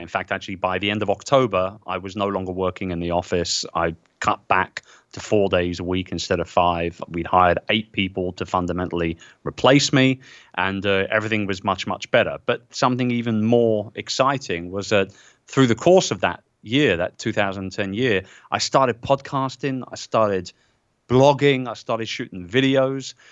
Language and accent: English; England, United Kingdom; as an English guy